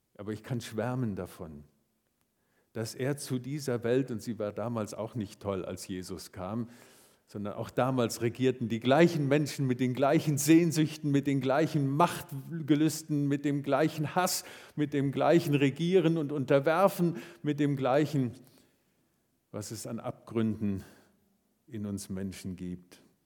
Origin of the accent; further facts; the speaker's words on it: Marburg, Hesse, Germany; moved away; Ich liebe meine Heimatstadt Marburg